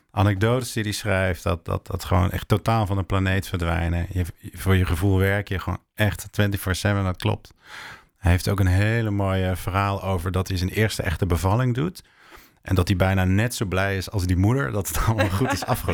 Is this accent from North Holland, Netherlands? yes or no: no; Limburg, Netherlands; now in Utrecht, Netherlands; In Limburg vinden ze me nu een Hollander en een verrader.